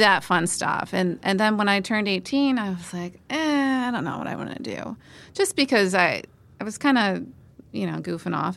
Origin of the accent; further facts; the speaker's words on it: Northumberland County, Pennsylvania, United States; I was born in Northumberland County